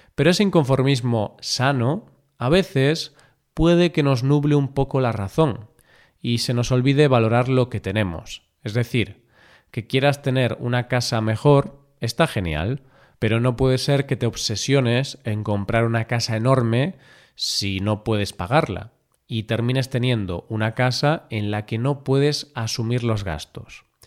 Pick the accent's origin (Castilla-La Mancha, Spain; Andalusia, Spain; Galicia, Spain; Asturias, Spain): Galicia, Spain; mi tierra, Galicia